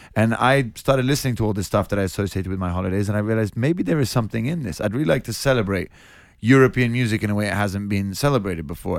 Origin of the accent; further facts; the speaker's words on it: Portofino, Liguria, Italy; moved away; that's where I grew up. It, it's in my family. We're from Genova, which is that part of Italy